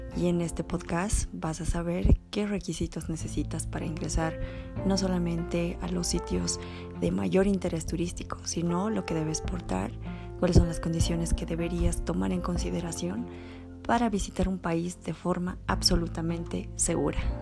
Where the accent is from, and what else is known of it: Bolivia